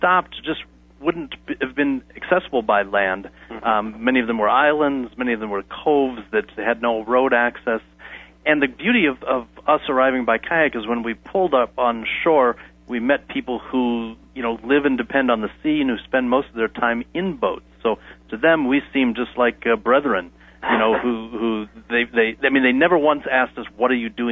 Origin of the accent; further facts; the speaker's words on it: United States; as an American